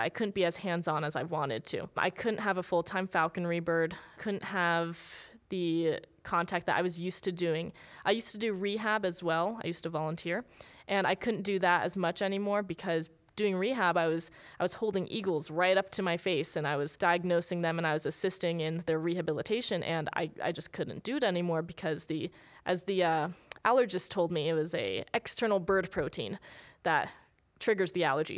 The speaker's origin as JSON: {"language": "English", "region": "New Jersey", "country": "United States", "tie": "born or raised there", "also_born_or_lived": "Las Vegas", "moved": "yes", "said": "Growing up in New Jersey"}